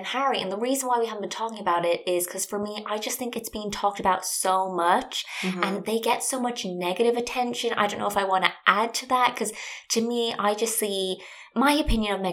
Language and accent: English; Ireland; I'm from Ireland and I grew up there